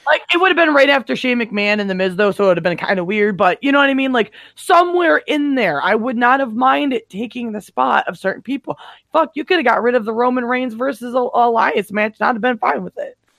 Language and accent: English; Detroit, Michigan, United States; I grew up in Metro Detroit.